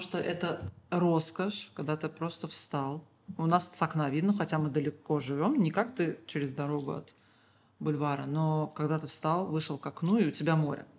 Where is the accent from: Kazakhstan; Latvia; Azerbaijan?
Azerbaijan; Baku; Я всегда говорю бизимкеляр и имею в виду людей с Азербайджана